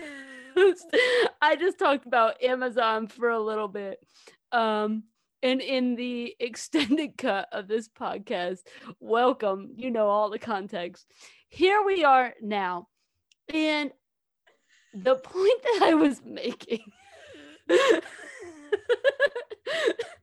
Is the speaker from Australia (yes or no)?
no; Southern Indiana, United States; We grew up in Southern Indiana